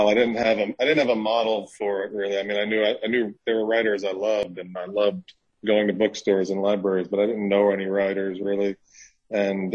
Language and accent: English; New York, United States; now in Mississippi, United States; I'm from New York, but I live in Mississippi